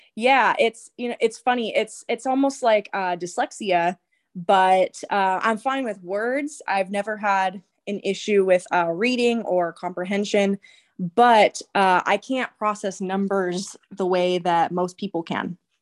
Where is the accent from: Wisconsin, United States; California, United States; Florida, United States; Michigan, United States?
California, United States; Santa Maria; growing up in Santa Maria